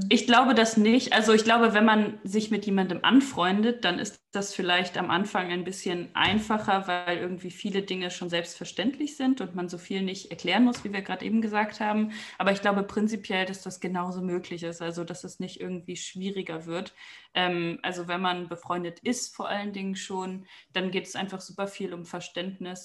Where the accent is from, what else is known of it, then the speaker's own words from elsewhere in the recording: Germany; moved away as an adult; also born or lived in Aachen; now in Vienna, Austria; ich komme aus Deutschland